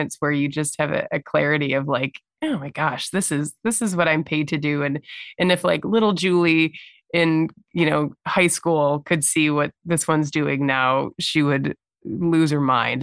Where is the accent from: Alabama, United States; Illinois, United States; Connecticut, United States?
Illinois, United States; Chicago; I grew up in the Chicagoland area and have lived in the city proper for the past 15 plus years